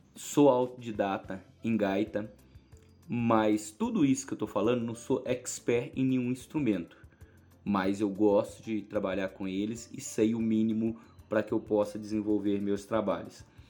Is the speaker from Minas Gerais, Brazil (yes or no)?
yes; Araponga, Minas Gerais, Brazil; eu sou de Araponga, Minas Gerais